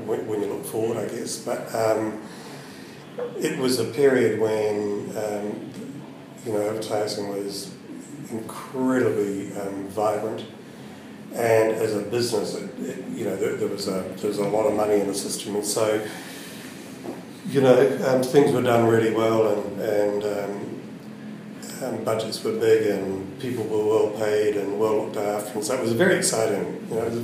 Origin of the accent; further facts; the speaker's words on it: Wellington, New Zealand; I was born and bred in Wellington